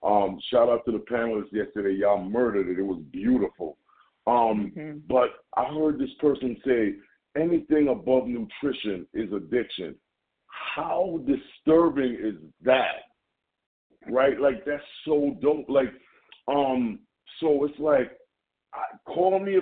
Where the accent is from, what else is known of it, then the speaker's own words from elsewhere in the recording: Jamaica; accent: Jamaican; my Jamaican accent